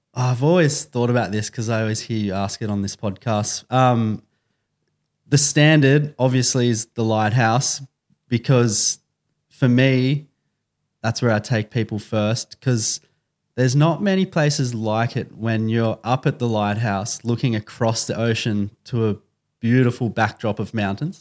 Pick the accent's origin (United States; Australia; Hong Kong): Australia; Byron Bay, New South Wales; born or raised there; also born or lived in Sydney